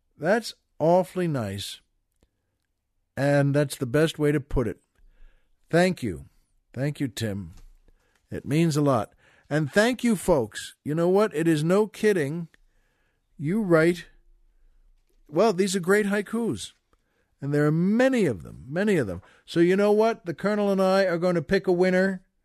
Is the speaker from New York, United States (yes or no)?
yes; Valley Stream, New York, United States; That's where I'm from, Valley Stream, Long Island